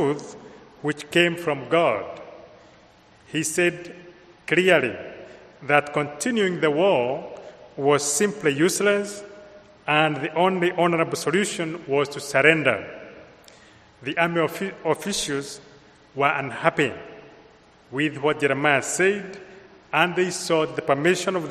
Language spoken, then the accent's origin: English; Kenya; accent: Kenyan; moved away; I come from Kenya, so my accent is imported from Kenya